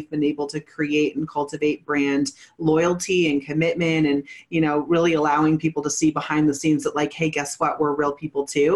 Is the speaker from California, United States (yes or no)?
yes; Northern California, United States; moved away as an adult; also born or lived in Santa Cruz, California; now in Colorado, United States; I was born in Santa Cruz, raised in Northern California in Mendocino, Humboldt Hills